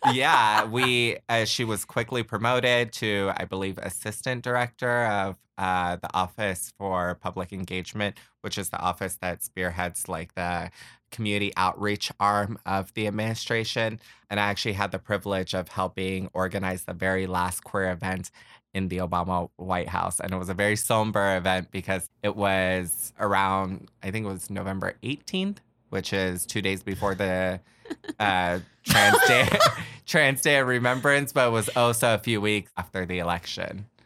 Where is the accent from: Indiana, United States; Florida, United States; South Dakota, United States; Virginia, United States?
Florida, United States; also born or lived in Puerto Rico / Pompano Beach / Kissimmee; I am from Puerto Rico. I was raised in Florida. I grew up in the first half of my childhood in Pompano Beach, just outside of Fort Lauderdale. Um, so eventually we, uh, moved to Orlando and settled in Kissimmee